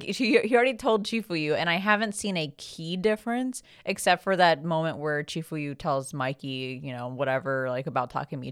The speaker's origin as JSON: {"language": "English", "country": "Philippines", "said": "I know the Philippines thing was pretty exciting for us because we're both Filipino."}